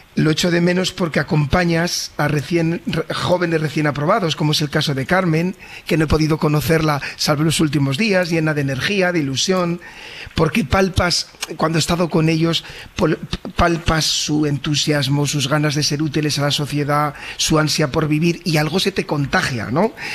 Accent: Valladolid, Castile and León, Spain; moved away as an adult; now in Sabadell, Spain; yo también soy nacido en Valladolid

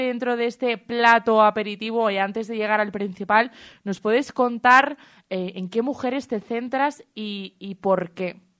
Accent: Salamanca, Castile and León, Spain; para nosotros, para los charros, para que conozcamos nuestra propia historia

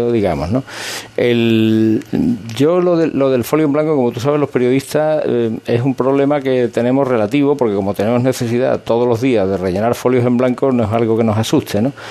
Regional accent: Seville, Andalusia, Spain; esto es eh, una experiencia hermosísima que como sevillano, como cofrade y como periodista

